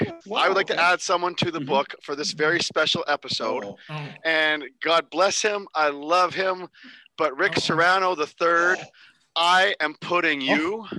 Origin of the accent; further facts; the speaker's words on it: Canada; I am Canadian